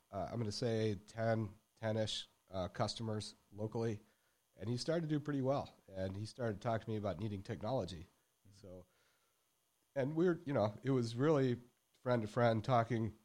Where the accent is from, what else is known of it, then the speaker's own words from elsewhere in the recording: Michigan, United States; moved away as an adult; also born or lived in Dallas, Texas; now in Texas, United States; growing up in Michigan